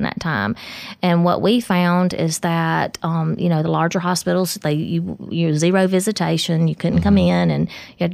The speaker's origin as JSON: {"language": "English", "area": "Smith County", "region": "Mississippi", "country": "United States", "also_born_or_lived": "Jackson, Mississippi", "moved": "as an adult", "said": "I'm from Smith County, so I've worked up in Jackson for 21 years, lived up there a long time, and happy to be back"}